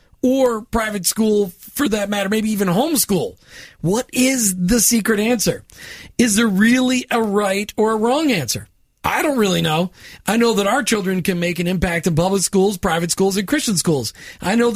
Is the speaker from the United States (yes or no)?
yes; Minneapolis, Minnesota, United States; I grew up in Minneapolis